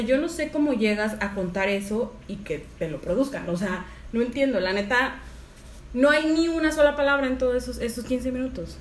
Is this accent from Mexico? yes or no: yes; Mexico; nuestros libros de sexto de primaria de historia